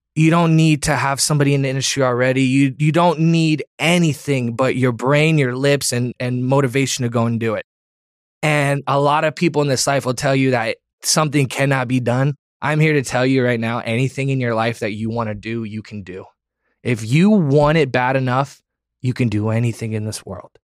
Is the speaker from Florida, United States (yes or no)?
yes; Florida, United States; growing up in Florida